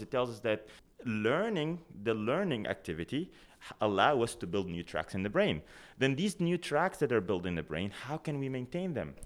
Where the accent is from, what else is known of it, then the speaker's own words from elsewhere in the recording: Sudan; moved away as an adult; now in Canada; I come from Sudan originally. That's where I did my undergraduate degree at the University of, uh, Khartoum